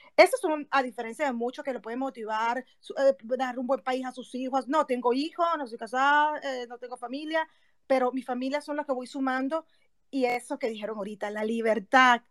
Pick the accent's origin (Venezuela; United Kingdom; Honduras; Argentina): Venezuela; accent: Venezuelan; moved away as an adult; now in Mexico; soy México-venezolana y obviamente se me nota mucho el acento de Venezuela, a pesar que tengo ocho años en México